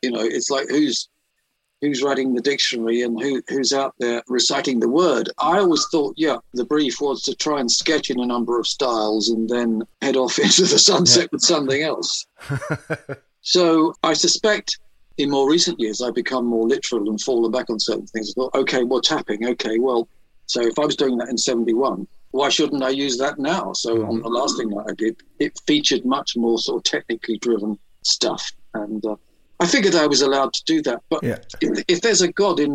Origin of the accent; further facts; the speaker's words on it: London, United Kingdom; I grew up in Pimlico in the shadow of Battersea Power Station.